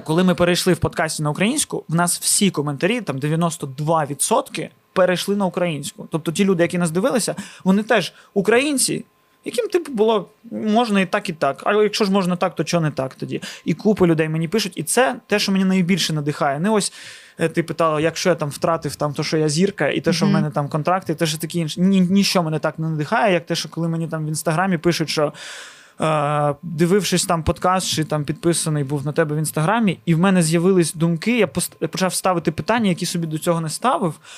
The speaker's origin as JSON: {"language": "Ukrainian", "town": "Odesa", "region": "Odesa Oblast", "country": "Ukraine", "first_language": "Russian", "second_language": "Ukrainian", "said": "я з Одеси і першу українську мову почув від людей з їх ртів, а не з телевізора у 18 років"}